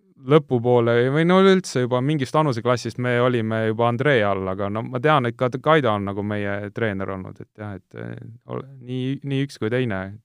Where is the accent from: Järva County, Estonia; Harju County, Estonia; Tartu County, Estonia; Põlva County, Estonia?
Harju County, Estonia; Tallinn; born or raised there; also born or lived in Kuressaare, Saaremaa